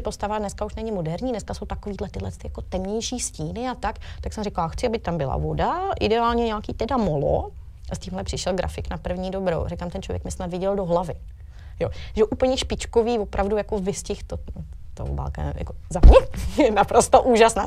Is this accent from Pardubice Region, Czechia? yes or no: no; Příbram area, Central Bohemian Region, Czechia; jsem tady odseď